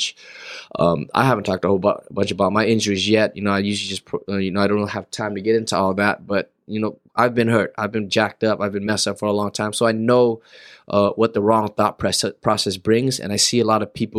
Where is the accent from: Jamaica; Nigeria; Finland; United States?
United States; Los Angeles, California; I'm from LA, born and raised in SoCal